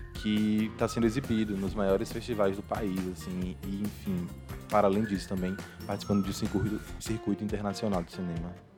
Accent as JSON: {"language": "Portuguese", "region": "interior of Bahia", "country": "Brazil", "also_born_or_lived": "Rosa Elze, Sergipe", "moved": "as an adult", "lives_now": "Sergipe, Brazil", "said": "Eu venho do interior da Bahia"}